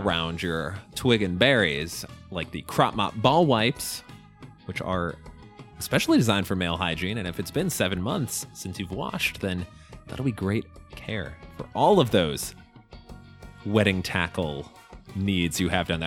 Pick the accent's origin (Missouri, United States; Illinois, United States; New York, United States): Illinois, United States; we're going to my home state